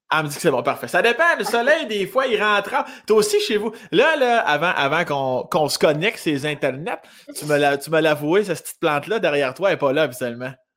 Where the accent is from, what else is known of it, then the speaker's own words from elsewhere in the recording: Saint-Édouard-de-Lotbinière, Quebec, Canada; situé à Saint-Édouard-de-Lobinière, dans mon coin de pays, non loin de Laurier Station